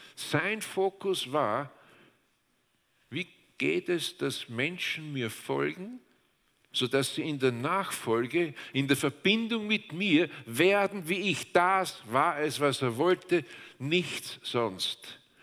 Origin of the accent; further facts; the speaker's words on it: Austria; Wir Österreicher